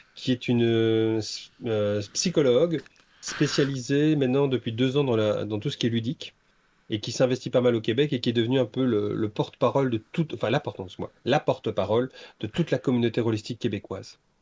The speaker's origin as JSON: {"language": "French", "town": "Brussels", "region": "Brussels-Capital Region", "country": "Belgium", "said": "moi je suis bruxellois"}